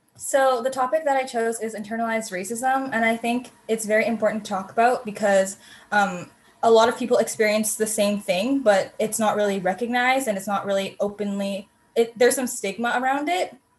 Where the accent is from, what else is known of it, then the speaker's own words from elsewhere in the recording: Canada; they grew up in Canada, and so did